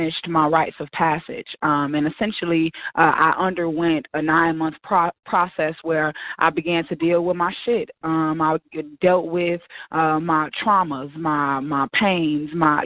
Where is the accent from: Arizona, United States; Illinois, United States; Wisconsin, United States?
Illinois, United States; Chicago; moved away as an adult; also born or lived in Washington, D.C.; I'm from the west side of Chicago, K-Town, Division of Kevville. I left Chicago when I was 18 years old